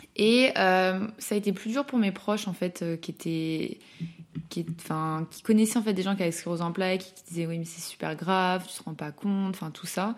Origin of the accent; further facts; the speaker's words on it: Lyon, Auvergne-Rhône-Alpes, France; now in Paris, France; je suis originaire de Lyon, maintenant je vis à Paris